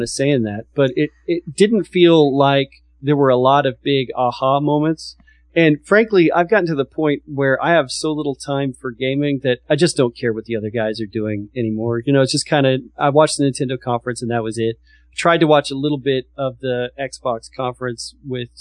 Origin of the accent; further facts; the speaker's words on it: Texas, United States; I'm from Texas